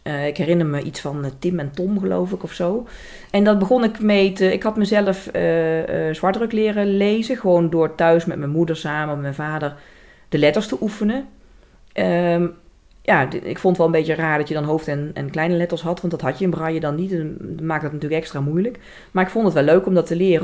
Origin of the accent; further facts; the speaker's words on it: Velp, Gelderland, Netherlands; accent: zachte G; in Velp, waar ik vandaan kom